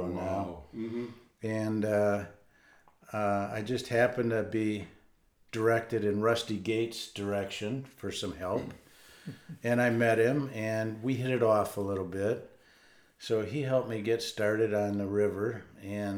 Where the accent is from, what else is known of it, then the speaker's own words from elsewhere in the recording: Grand Rapids, Michigan, United States; I was born and raised in Grand Rapids